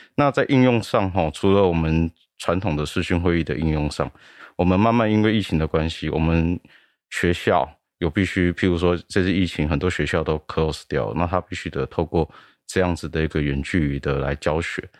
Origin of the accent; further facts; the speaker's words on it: Taiwan; 我们台湾人